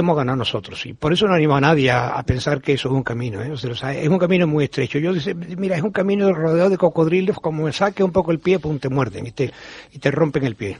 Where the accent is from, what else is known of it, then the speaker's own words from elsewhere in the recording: Seville, Andalusia, Spain; also born or lived in Madrid; realmente me siento sevillano, que nací en Madrid, pero mi padre era militar y estaba destinado allí. Pero somos familia toda andaluza